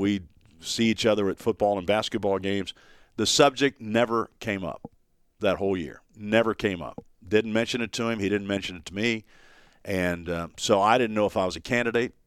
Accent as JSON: {"language": "English", "town": "Dayton", "region": "Ohio", "country": "United States", "tie": "born or raised there", "also_born_or_lived": "Dallas, Texas", "moved": "yes", "lives_now": "Knoxville, United States"}